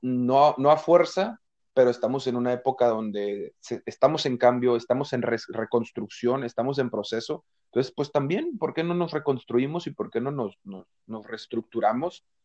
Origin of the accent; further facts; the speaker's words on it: Mexico; nosotros como mexicanos